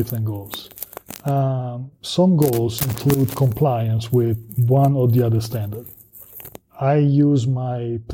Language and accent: English; Italy; moved away as an adult; now in United States; I'm from Southern Europe, I'm from Italy